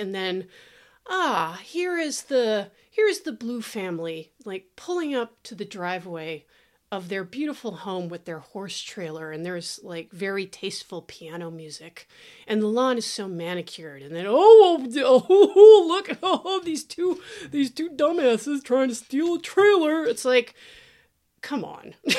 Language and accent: English; Thousand Oaks, California, United States; I grew up in Thousand Oaks